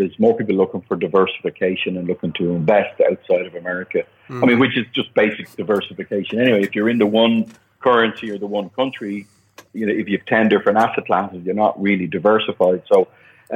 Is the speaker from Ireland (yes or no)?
yes; Ireland; moved away as an adult; also born or lived in Dublin / Germany; now in Panama; being Irish